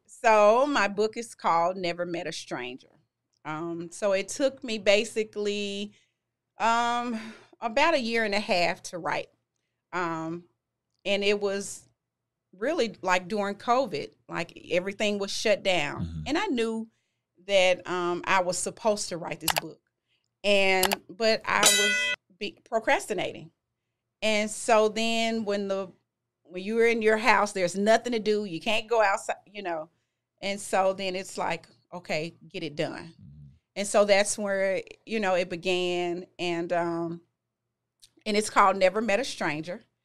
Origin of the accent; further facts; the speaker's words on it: Memphis, Tennessee, United States; I'm originally from Memphis. I graduated from Whitehaven High